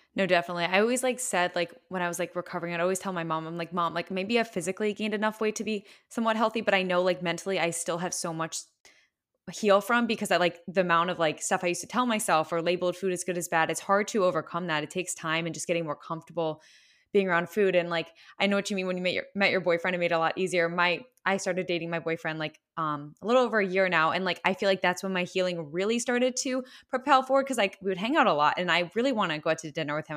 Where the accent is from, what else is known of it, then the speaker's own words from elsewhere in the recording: West Chester, Pennsylvania, United States; I'm from Westchester, Pennsylvania